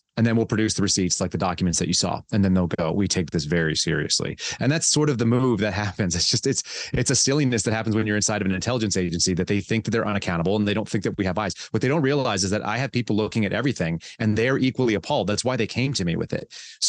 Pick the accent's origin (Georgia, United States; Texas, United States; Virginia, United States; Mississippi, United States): Texas, United States; also born or lived in California; So I grew up in California for a couple of years, and then I moved to Texas, and my family bounced back and forth between Texas and California.